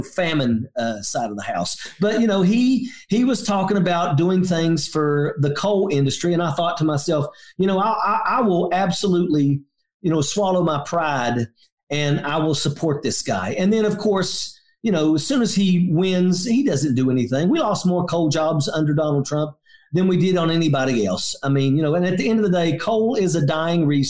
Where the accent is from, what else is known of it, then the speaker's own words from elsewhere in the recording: southern West Virginia, United States; my hometown